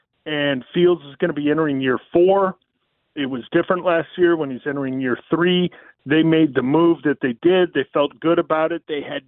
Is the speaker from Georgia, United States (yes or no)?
no; Falls Church, Virginia, United States; Plus, I grew up in Falls Church.